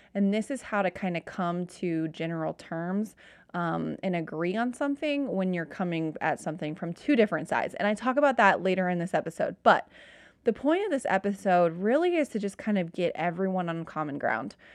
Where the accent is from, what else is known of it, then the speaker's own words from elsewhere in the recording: Cincinnati, Ohio, United States; I'm from Cincinnati